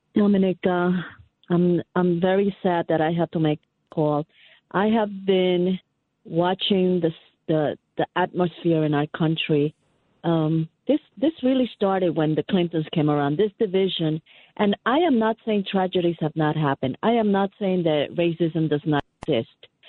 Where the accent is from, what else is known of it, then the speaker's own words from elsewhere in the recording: New York, United States; I'm a New Yorker. I'm not in Buffalo